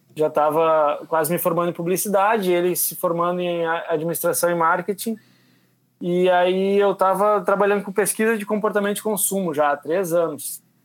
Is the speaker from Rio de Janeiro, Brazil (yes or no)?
no; Uruguaiana, Rio Grande do Sul, Brazil; eu sou de Uruguaiana, que fica a 600 quilômetros de Porto Alegre